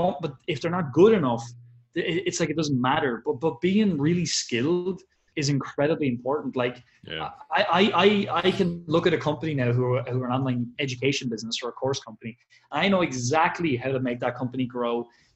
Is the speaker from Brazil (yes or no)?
no; Ireland; I'm an Irish person